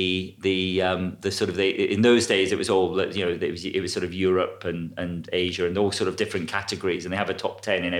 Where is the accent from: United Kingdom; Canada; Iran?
United Kingdom; Scotland; moved away; I'm from Scotland. My family live an hour south of Edinburgh